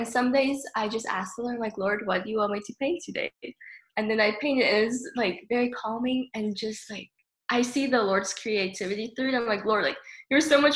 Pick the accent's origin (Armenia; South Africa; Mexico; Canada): South Africa; now in Tennessee, United States; I'm originally from South Africa, but I currently live in Tennessee